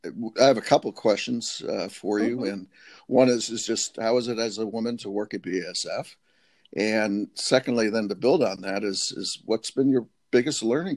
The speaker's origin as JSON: {"language": "English", "region": "New Jersey", "country": "United States", "tie": "born or raised there", "also_born_or_lived": "Washington, D.C.", "moved": "yes", "lives_now": "Nashville, United States", "said": "I am a Yankee. Yeah, I grew up in the... Don't hold it against me, Odessa, but I grew up in New Jersey."}